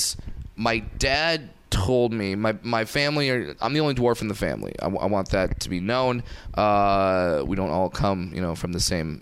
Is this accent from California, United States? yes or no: yes; Fullerton, California, United States; I'm from Orange County